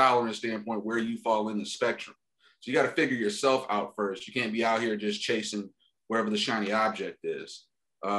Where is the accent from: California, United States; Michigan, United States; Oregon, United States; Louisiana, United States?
Michigan, United States; Detroit; moved away as an adult; now in Los Angeles, United States; I grew up like, middle working class, blue collar in the suburbs of Detroit, Michigan